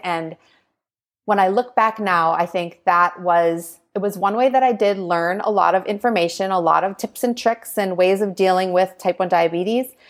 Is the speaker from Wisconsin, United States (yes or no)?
yes; Green Bay, Wisconsin, United States; moved away; I grew up in Green Bay, Wisconsin